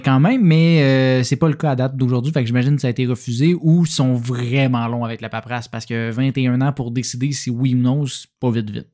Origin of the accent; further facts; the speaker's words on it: Berthierville, Quebec, Canada; now in Montreal, Canada; ma ville natale de Berthierville